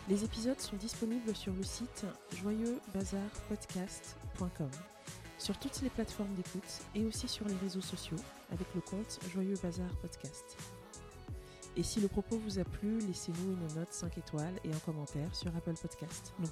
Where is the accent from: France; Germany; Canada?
France; also born or lived in Cameroon; je suis française et je suis camerounaise. Un peu plus, un peu moins selon les moments.